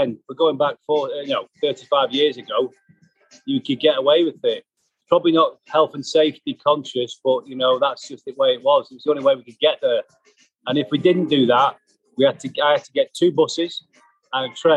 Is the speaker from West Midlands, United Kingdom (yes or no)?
no; Liverpool, North West England, United Kingdom; also born or lived in Glasgow, Scotland; my hometown club, Liverpool